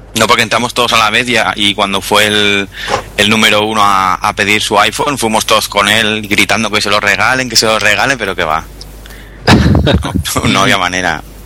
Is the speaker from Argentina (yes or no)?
no; Barcelona, Catalonia, Spain; Soy de Barcelona